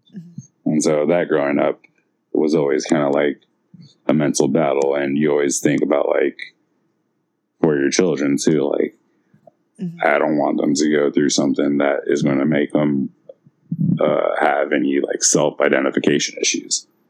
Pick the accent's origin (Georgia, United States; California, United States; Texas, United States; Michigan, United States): California, United States; San Francisco; growing up in San Francisco